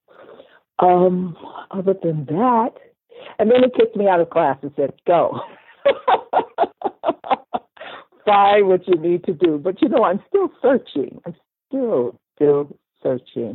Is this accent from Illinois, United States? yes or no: no; Washington, District of Columbia, United States; I was born in Washington, D.C.